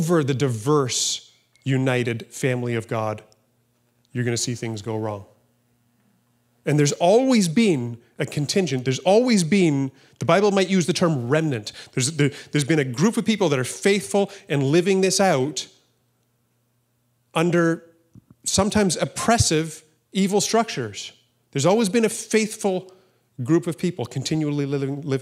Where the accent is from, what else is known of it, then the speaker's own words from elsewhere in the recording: Canada; I'm not defined by being conservative or being Canadian or being white.